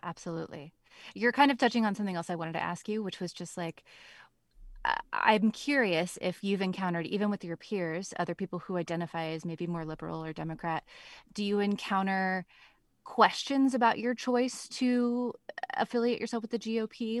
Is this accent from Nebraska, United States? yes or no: yes; Nebraska, United States; now in Portland, United States; right now I'm in Portland, Oregon. Um, but I'm from Nebraska